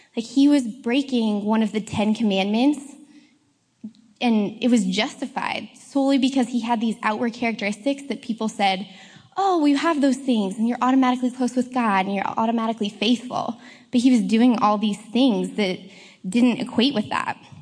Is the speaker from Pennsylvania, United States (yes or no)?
no; Colorado, United States; moved away as an adult; now in Seattle, United States; I come from Colorado